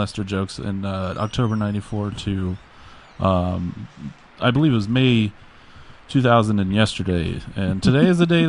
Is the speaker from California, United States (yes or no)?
no; Greer, South Carolina, United States; also born or lived in Columbia, South Carolina; I've lived there all my life. I was born in Greer, which is near Greenville, but we just say Greenville because Greer is kind of embarrassing.